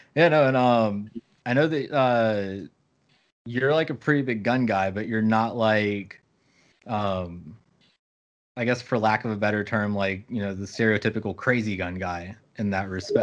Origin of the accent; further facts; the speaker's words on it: Kentucky, United States; moved away; I'm from Kentucky originally